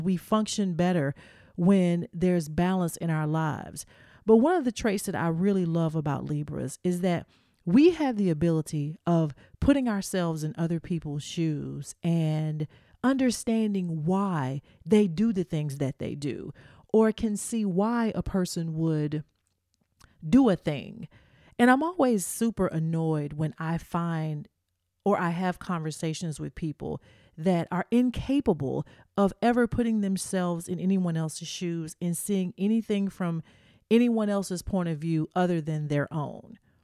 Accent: the South, United States; I'm from the South. We just big down here.

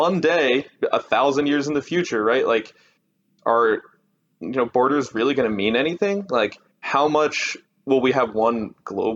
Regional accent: United States; I'm American, you know, it might just be because in elementary school, they taught us, you know, the Constitution was the best document ever written

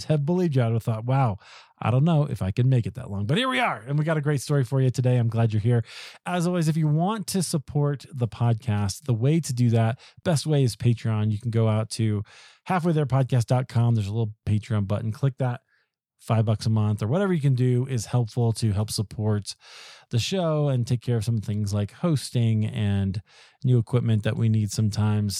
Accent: Iowa, United States; I'm from Iowa

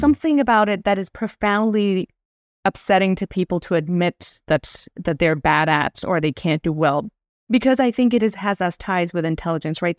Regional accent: India; moved away; I grew up in India

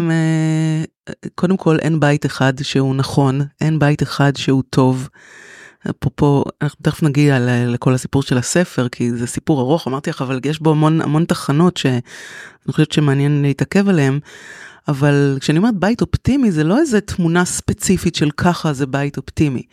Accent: Tel Aviv, Tel Aviv District, Israel; moved away as an adult; now in Kfar Saba, Israel; אני תל אביבית, נולדתי בתל אביב, גדלתי בתל אביב

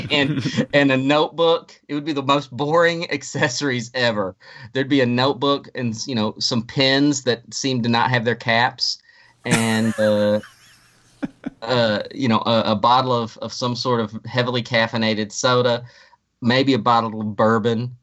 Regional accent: Springfield, Missouri, United States; my hometown of Springfield, Missouri.

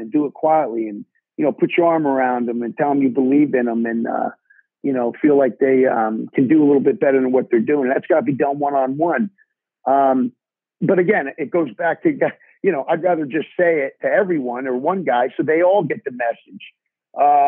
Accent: New Jersey, United States; I had some great coaches in growing up in New Jersey

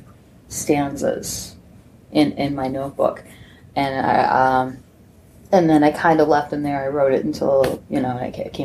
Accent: Scranton, Pennsylvania, United States; I'm from Scranton.

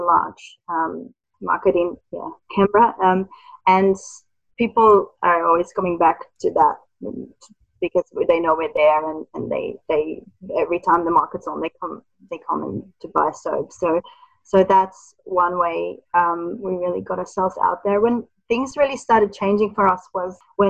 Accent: Netherlands; moved away; I'm originally from the Netherlands

